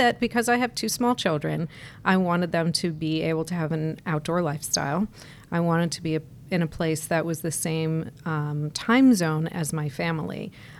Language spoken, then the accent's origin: English; New York area, United States; moved away as an adult; also born or lived in United Kingdom; now in South Florida, United States; Well, I'm originally from the New York area.